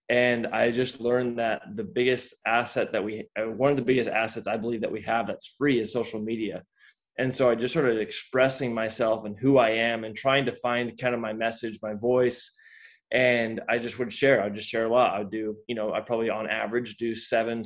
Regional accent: Layton, Utah, United States; I grew up in Layton, Utah

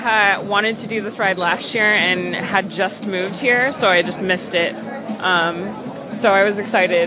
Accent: Claremont, California, United States; moved away as an adult; now in Los Angeles, United States; I'm actually from Claremont, California.

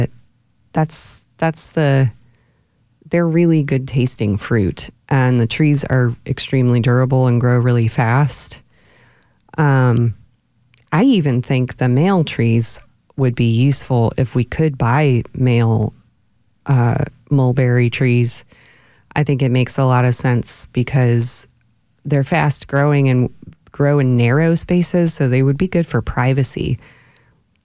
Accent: Ohio, United States; now in Austin, United States; Where I grew up in Ohio

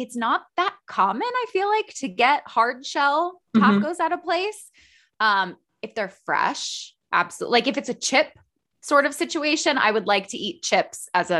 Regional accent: Princeton, New Jersey, United States; also born or lived in Texas / Illinois / New York; now in Pennsylvania, United States; I grew up in Princeton, New Jersey, but I moved a lot. So I was born in Texas. I lived in Illinois, New Jersey, New York. Now I'm in Pennsylvania.

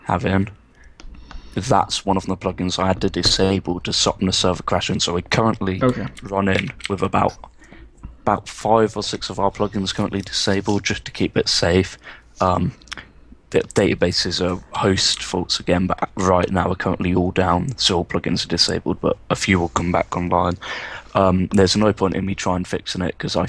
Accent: England, United Kingdom; my mum's English and my dad's English.

